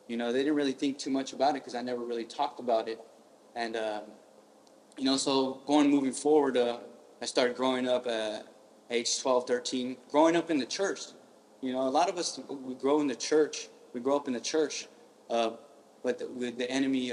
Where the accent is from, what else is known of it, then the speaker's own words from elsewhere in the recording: Stockton, California, United States; I was born in South Stockton, with my family